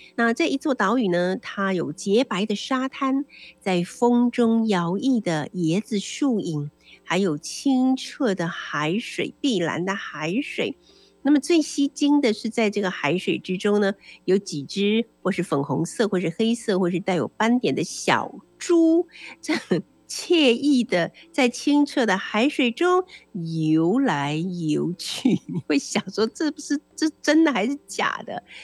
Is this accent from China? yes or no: no; Taiwan; 对我们台湾人来讲比较亲切的地方